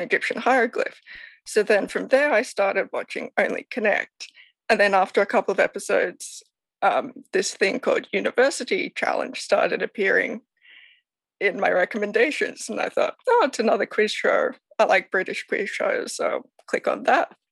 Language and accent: English; Sydney, New South Wales, Australia; I am from Sydney, Australia